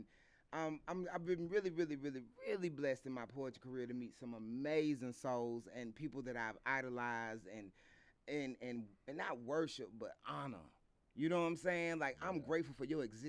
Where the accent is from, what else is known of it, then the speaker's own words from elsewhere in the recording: United States; we're American. There's a unique experience to being Black American